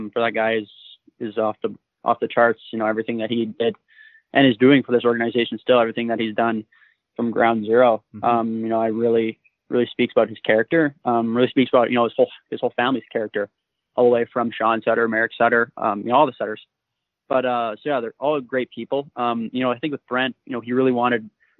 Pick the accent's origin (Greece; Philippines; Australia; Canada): Canada; Coldstream, British Columbia; I'm from Coldstream, British